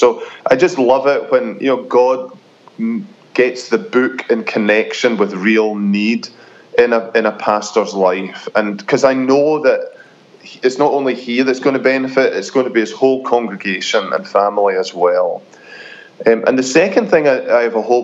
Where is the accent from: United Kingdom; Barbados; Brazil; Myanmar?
United Kingdom; Scotland; moved away as an adult; now in United States; It doesn't come easy to a Scot, but now that I'm American